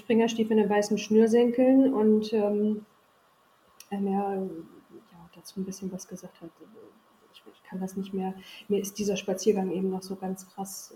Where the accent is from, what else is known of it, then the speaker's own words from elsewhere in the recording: Sondershausen, Thuringia, Germany; moved away as an adult; also born or lived in Wolgast / Berlin / Rhineland / Erfurt; ich habe meine Kindheit, Jugend, also bis zum 18. Lebensjahr hier verbracht